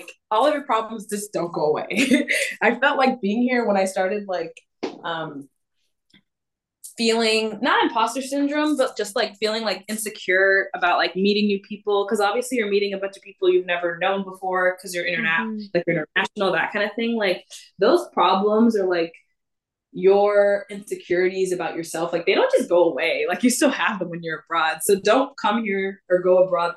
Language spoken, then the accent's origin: English; Chicago, Illinois, United States; first language English; moved away as an adult; now in Stellenbosch, South Africa; I'm from Chicago